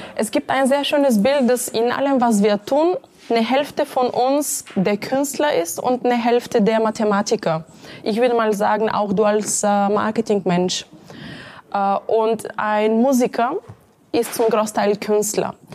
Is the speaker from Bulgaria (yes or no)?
yes; Bulgaria; moved away as an adult; now in Munich, Germany; aufgewachsen in Bulgarien. In München bin ich seit äh, gut 15 Jahren.